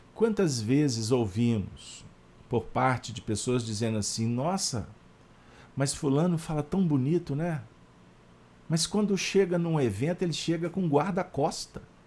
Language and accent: Portuguese; Minas Gerais, Brazil